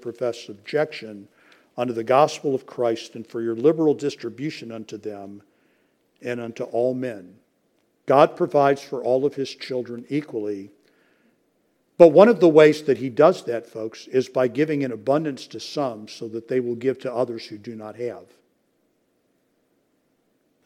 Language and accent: English; United States; I'm an American